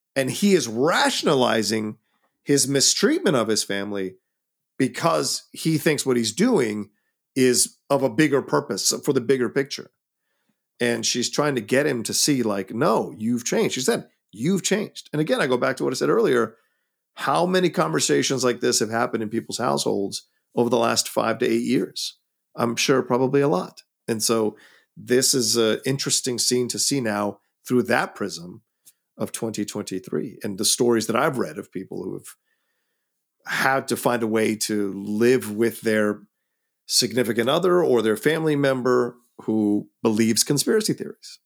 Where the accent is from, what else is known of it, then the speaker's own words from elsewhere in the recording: United States; I can only speak as an American 'cause that's the only culture I've grown up